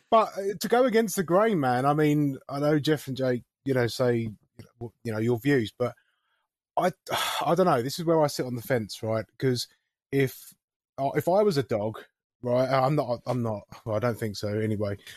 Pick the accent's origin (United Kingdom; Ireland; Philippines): United Kingdom; England; as an English person.